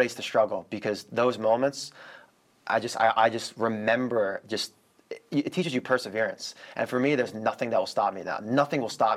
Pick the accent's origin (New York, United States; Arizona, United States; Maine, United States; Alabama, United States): New York, United States; moved away as an adult; also born or lived in California; I'm from New York